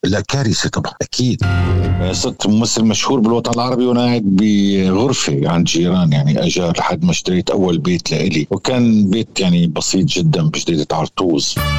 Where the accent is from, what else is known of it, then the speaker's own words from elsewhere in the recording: Syria; نحن كسوريين